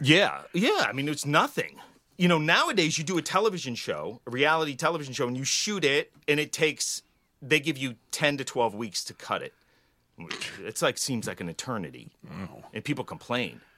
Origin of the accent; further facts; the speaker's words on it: Woburn, Massachusetts, United States; I grew up in Woburn